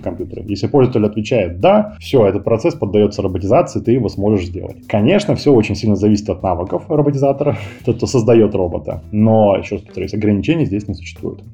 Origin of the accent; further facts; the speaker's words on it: Kazakhstan; moved away as an adult; now in Moscow, Russia; Сам я родился в Казахстане, 10 а лет назад перебрался в Москву